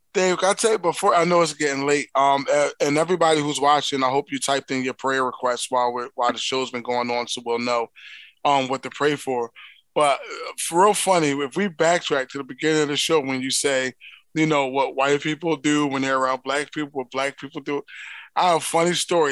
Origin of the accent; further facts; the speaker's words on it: Philadelphia, Pennsylvania, United States; accent: Philly; my native tongue, which is, you know, my Philly speech